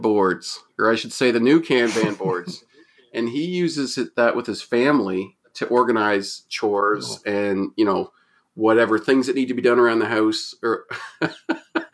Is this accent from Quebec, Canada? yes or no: no; Moncton, New Brunswick, Canada; I'm from Moncton, New Brunswick